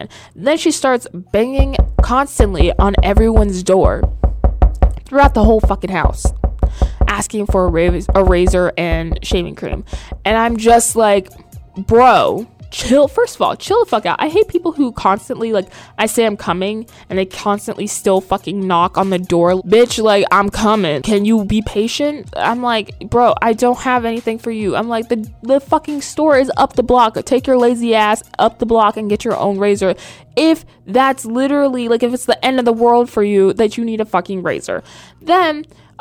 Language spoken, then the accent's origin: English; the South, United States; now in New York, United States; I was raised in the South